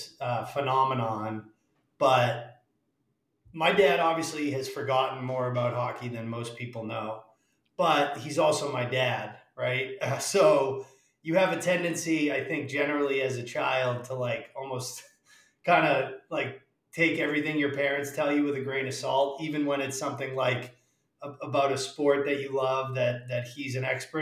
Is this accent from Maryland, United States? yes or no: no; Worcester, Massachusetts, United States; I'm from central Massachusetts, the Worcester area